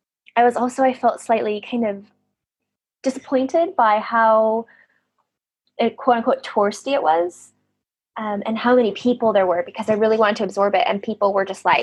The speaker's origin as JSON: {"language": "English", "town": "Pasadena", "region": "California", "country": "United States"}